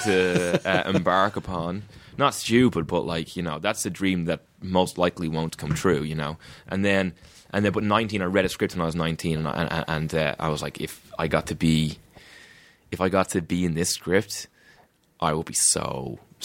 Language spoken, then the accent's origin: English; Ireland; I'm from Ireland